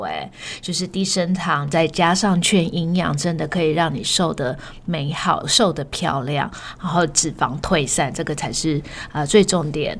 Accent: Australia; 我在澳洲长大的

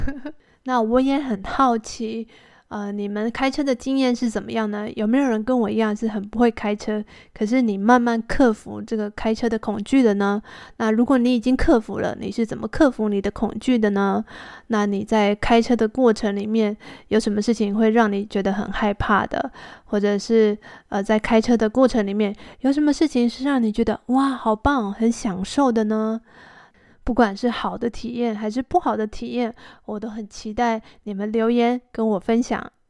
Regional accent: Taipei, Taiwan; also born or lived in Xizhi, New Taipei; 我的家本来是住在台北市区里面，到哪里都可以坐捷运

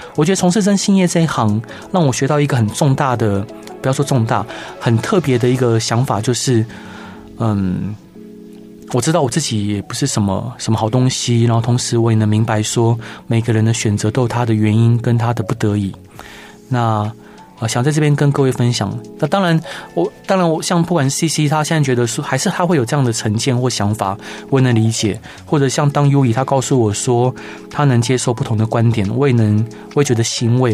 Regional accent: Taiwan; 我是在眷村的家庭长大的

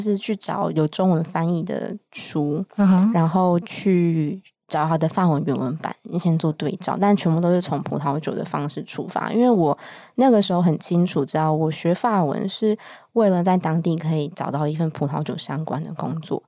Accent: Taiwan; moved away as an adult; now in France; 我是台湾人，因为我是台湾出生，然后到二十五岁左右呢，才到法国念书这样

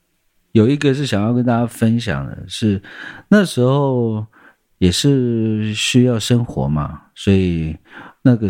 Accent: Taipei, Taiwan; 因为我从小在台北长大，

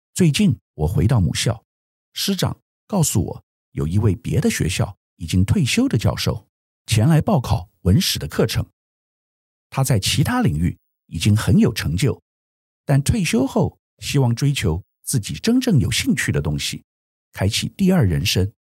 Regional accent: Taiwan; 作为台湾人

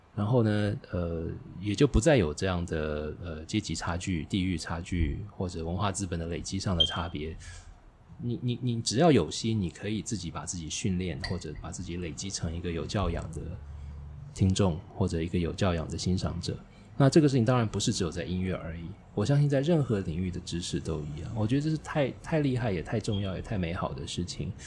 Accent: Taiwan; 那么我在青春时代成长的过程，台湾是后解严时代

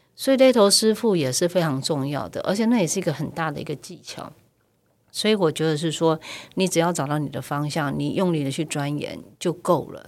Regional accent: Keelung, Taiwan; 因为我是基隆的女儿

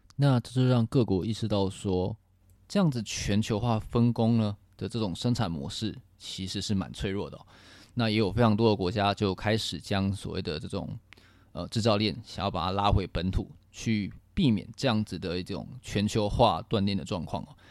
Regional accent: Taiwan; 作为一个台湾人

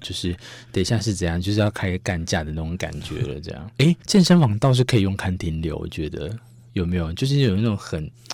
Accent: Taiwan; 我们台湾人

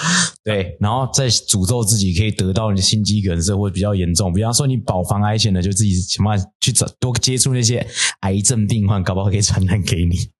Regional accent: Puli, Nantou County, Taiwan; 我是南投人欸，我就住埔里

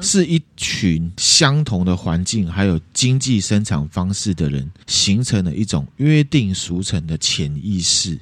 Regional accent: Taiwan; 我们台湾人还有一大部分的人并没有这样的认知

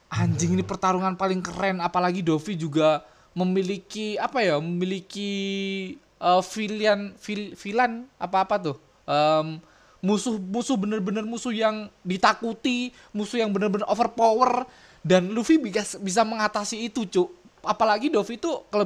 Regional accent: Java, Indonesia; kan kita maksudnya kita tuh orang Jawa

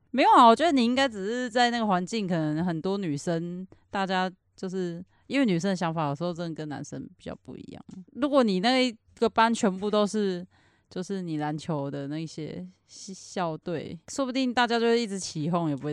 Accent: Kaohsiung, Taiwan; moved away; 我从高雄来

